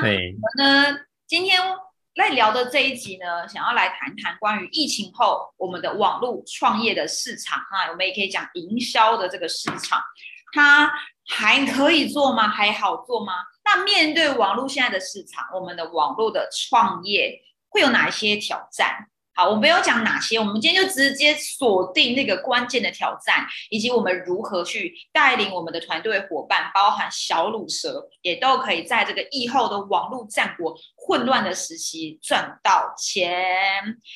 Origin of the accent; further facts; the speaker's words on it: Taoyuan, Taiwan; moved away as an adult; also born or lived in Tainan / Taichung; 我是在北部长大，龙凤宫我一样都桃园人